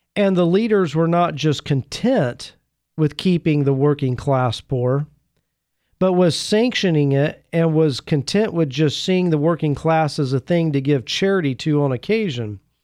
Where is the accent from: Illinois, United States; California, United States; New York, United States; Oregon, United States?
Oregon, United States; my home state of Oregon